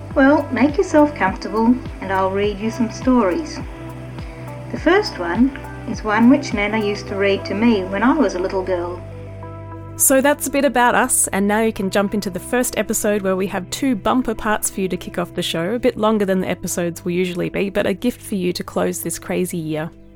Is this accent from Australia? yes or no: yes; Melbourne, Victoria, Australia; moved away as an adult; now in Ballarat, Australia; I've lived in Ballarat for the last 10 years or so and made a home here, but I was born and bred in Melbourne